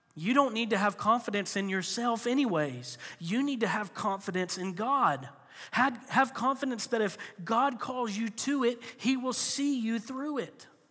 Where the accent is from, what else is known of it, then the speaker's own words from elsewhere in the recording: Florida, United States; moved away; I grew up in Florida